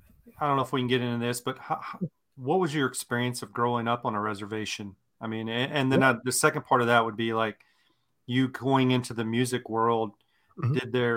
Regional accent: Mississippi, United States; I grew up in Mississippi back in those times.

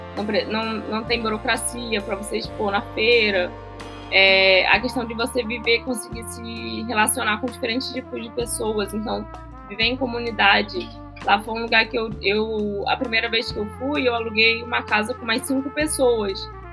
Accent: Southeast, Brazil; moved away; eu que sou do Sudeste

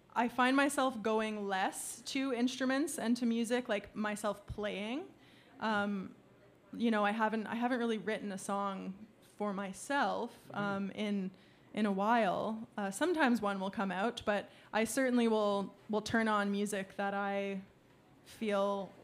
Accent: Peterborough, Ontario, Canada; I feel like I said, oh, I'm from Peterborough. I might have mentioned Stony Lake, maybe, like...

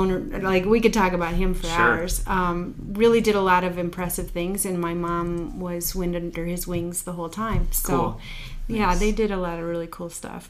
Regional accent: South Dakota, United States; also born or lived in Yankton; Pretty much raised East River, but we moved a lot.

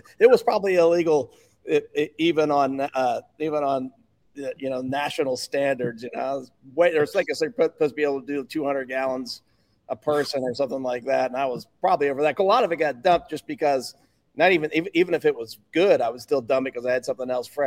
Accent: Pennsylvania, United States; now in Alabama, United States; I come from Pennsylvania

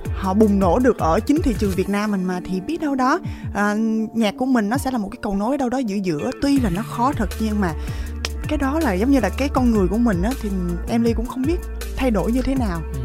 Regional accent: Vietnam; sinh ra ở Việt Nam

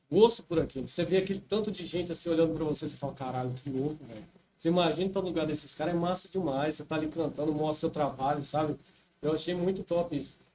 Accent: Paranatinga, Mato Grosso, Brazil; born there; also born or lived in Canarana; Rapaz, eu morava no interior, né? Uma cidadezinha que eu nasci, é, em Paranatinga, Mato Grosso. Uma cidadezinha bem pequenininha.

